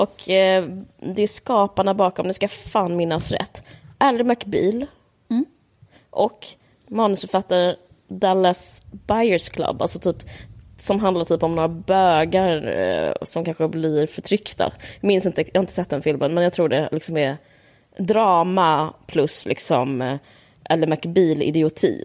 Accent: Sweden; vi som svenskar

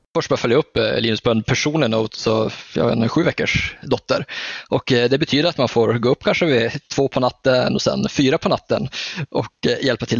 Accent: Norrland, Sweden; jag är ju norrlänning

